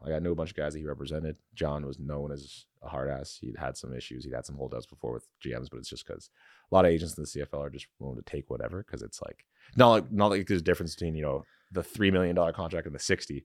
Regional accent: London, Ontario, Canada; I was raised in London

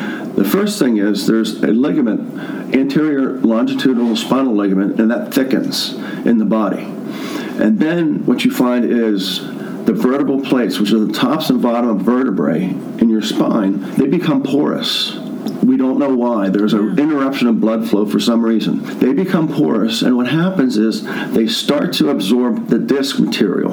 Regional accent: Baldwin, United States; I am originally from Baldwin, at Baldwin High School, graduate of in 83.

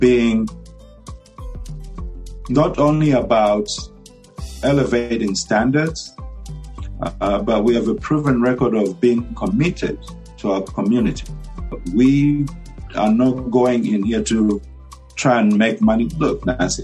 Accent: Luwingu, Luapula Province, Zambia; moved away as an adult; also born or lived in Botswana / Sacramento, United States; now in United States; Luwungu, Lwapula Province. That's where I'm from.

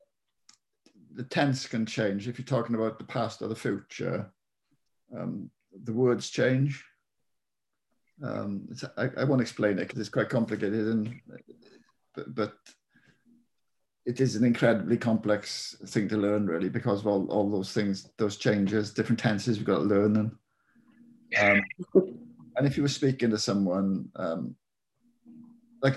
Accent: Wales, United Kingdom; accent: Welsh

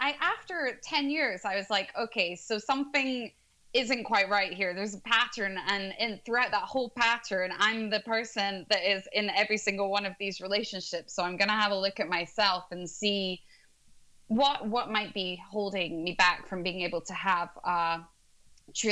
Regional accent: Scotland, United Kingdom; now in London, United Kingdom; I'm originally from Scotland, but I'm located in London now

